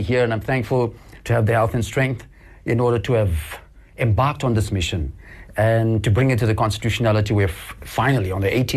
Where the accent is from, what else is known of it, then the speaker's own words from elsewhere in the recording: Cape Town, Western Cape, South Africa; also born or lived in Knysna; I was born and bred in Cape Town.